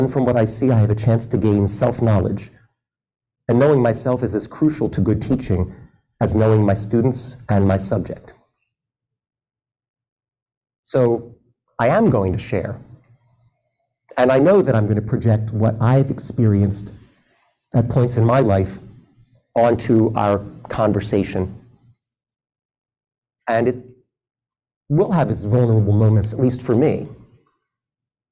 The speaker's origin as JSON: {"language": "English", "town": "Philadelphia", "region": "Pennsylvania", "country": "United States", "tie": "born or raised there", "said": "I was raised in the Philadelphia area"}